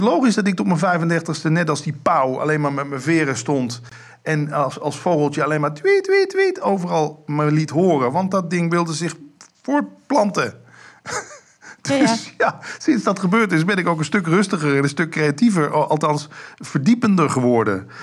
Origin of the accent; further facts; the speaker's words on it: Limburg, Netherlands; Ik kom uit Limburg